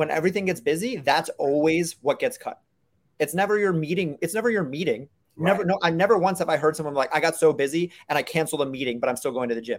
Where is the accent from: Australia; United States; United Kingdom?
United States; Brooklyn, New York; I'm also from New York, so I talk fast and I talk loud and I gesture with my hands a lot. So that's that's part of the Brooklyn in me too.